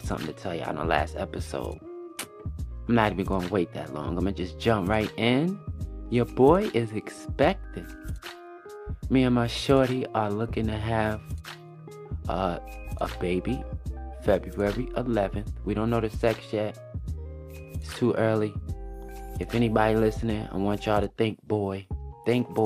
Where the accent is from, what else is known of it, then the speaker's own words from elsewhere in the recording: Newark, New Jersey, United States; The name of my block where I grew up in Jersey is Chancellor Avenue and Fullup Place